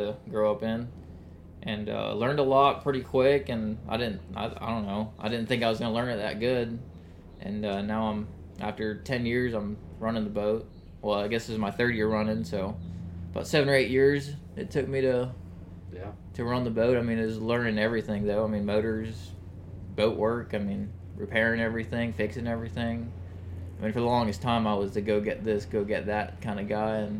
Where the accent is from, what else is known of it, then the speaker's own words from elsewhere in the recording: Jacksonville, Florida, United States; I grew up in Mandarin with my mom and my sisters